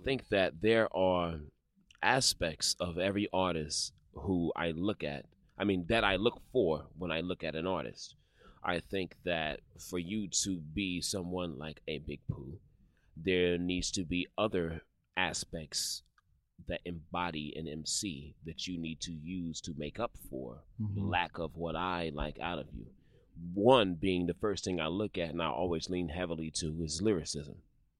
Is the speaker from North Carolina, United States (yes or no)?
yes; Charlotte, North Carolina, United States; Charlotte, North Carolina, man. Go Panthers, yo.